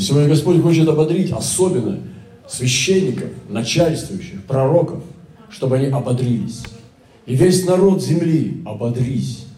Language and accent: Russian; Russia; Я из России